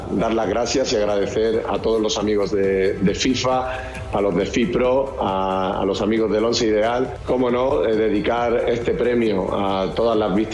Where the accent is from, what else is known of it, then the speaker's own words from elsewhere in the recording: León, Guanajuato, Mexico; soy de León, Guanajuato.